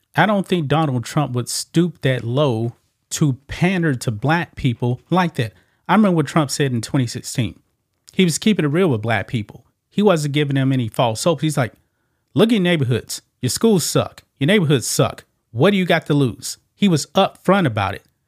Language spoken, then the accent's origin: English; the South, United States; I'm from the South